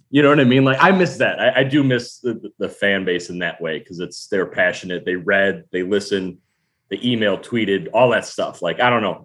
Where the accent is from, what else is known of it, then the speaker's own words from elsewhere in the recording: Chicago, Illinois, United States; moved away; I grew up in Chicago